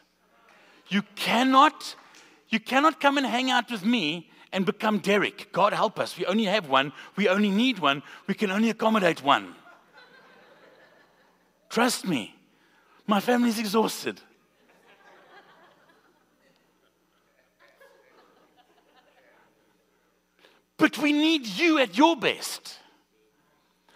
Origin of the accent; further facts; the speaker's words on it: South Africa; now in Springfield, United States; we're from South Africa, if you didn't catch the accent